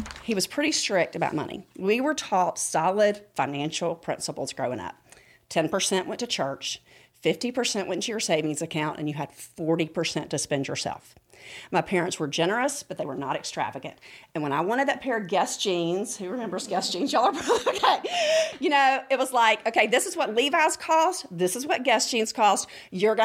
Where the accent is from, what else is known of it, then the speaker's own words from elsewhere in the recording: Rome, Georgia, United States; I grew up in Rome, Georgia.